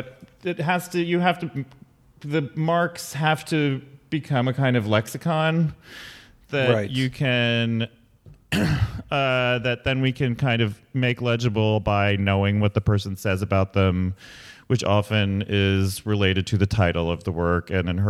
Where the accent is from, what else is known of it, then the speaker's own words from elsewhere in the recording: Ethiopia; also born or lived in Michigan / Berlin; I grew up in Ethiopia, and then I was in Michigan, and then I was in Berlin